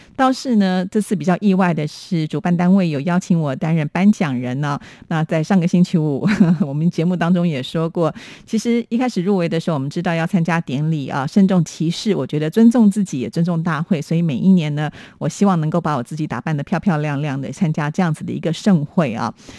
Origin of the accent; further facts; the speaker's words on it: Taipei, Taiwan; 我的出生地是在台北